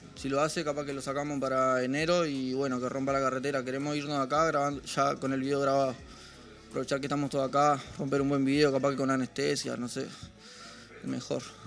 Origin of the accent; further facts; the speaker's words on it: Ciudad de la Costa, Canelones, Uruguay; los que hacemos música allá en Uruguay somos todos de Ciudad de la Costa